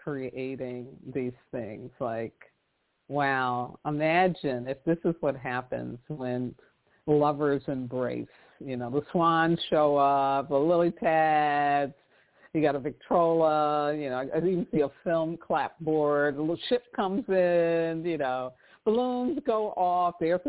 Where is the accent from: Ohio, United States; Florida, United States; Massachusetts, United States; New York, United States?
New York, United States; New York City; I did a lot of public transportation growing up in New York City